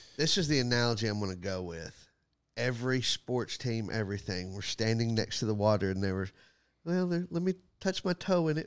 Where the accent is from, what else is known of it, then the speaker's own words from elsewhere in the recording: Texas, United States; moved away; I'm probably gonna be down for a few days in Texas. I will go to my hometown